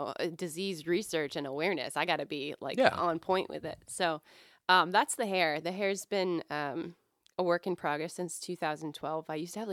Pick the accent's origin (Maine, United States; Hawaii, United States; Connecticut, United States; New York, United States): Maine, United States; also born or lived in Virginia; I grew up in Maine. And my parents were military, but half my life was in Maine, and then the rest of it was in Virginia.